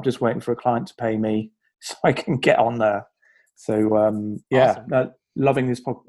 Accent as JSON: {"language": "English", "country": "United Kingdom", "accent": "British", "said": "my accent seems to go down quite well as always."}